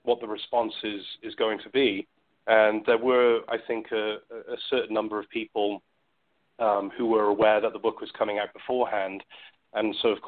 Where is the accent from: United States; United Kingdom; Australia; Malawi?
United Kingdom; moved away; I grew up in the UK